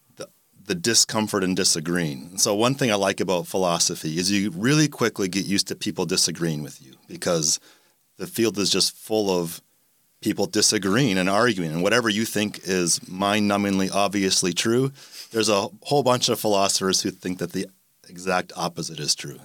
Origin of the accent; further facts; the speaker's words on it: Canada; moved away as an adult; also born or lived in Milwaukee, Wisconsin / Rochester; now in Jacksonville, United States; I grew up in Canada